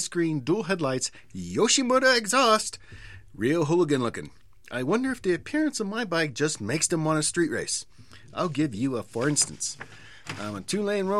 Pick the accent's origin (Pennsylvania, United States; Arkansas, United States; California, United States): California, United States; San Diego; I'm from San Diego.